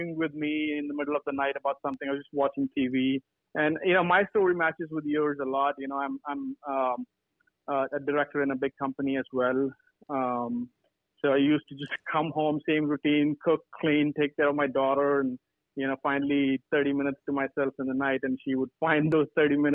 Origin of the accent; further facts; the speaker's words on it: California, United States; I'm from California as well